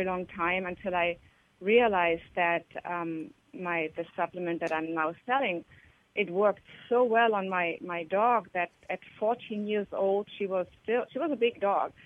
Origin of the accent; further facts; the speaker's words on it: Germany; moved away; I grew up in Germany